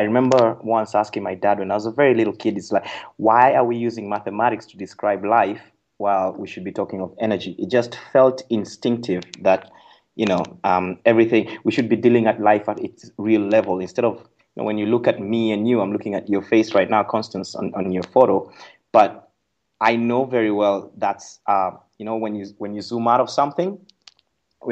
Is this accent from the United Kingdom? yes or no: no; Nakuru, Nakuru County, Kenya; Well, I'm a Kenyan, born and raised in Kenya. 1975, March 6th, in a little town called Nakuru, Kenya